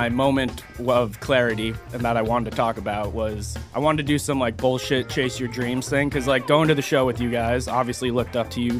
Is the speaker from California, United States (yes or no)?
no; Vermont, United States; I grew up in Vermont